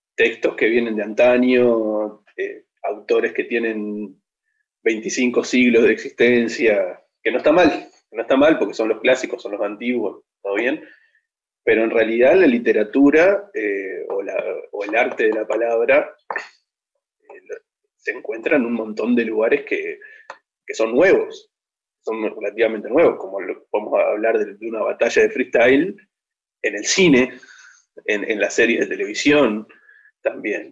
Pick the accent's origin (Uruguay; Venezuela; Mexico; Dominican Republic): Uruguay; Juan Lacaze, Colonia; nosotros originalmente somos de Colonia